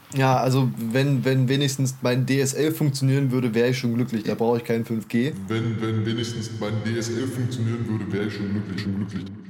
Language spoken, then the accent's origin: German; Germany; bei uns in Deutschland